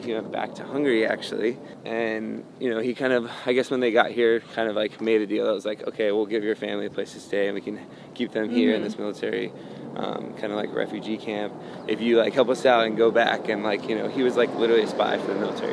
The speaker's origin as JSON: {"language": "English", "region": "North Carolina", "country": "United States", "tie": "born or raised there", "also_born_or_lived": "Connecticut", "said": "she was born and raised in North Carolina, so she was, like, raised in the South, and that's where we grew up"}